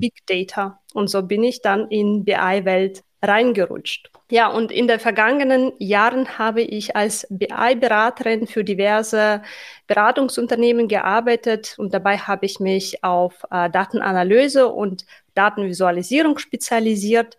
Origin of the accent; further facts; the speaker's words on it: Tashkent, Uzbekistan; German is a second language; moved away as an adult; also born or lived in Berlin, Germany; now in Germany; Ich wurde in der Hauptstadt Taschkent geboren und aufgewachsen